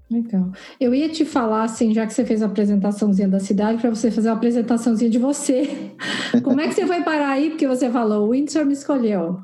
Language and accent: Portuguese; Curitiba, Paraná, Brazil; also born or lived in São José; now in Toronto, Canada; eu sou de Curitiba, eu morava em São José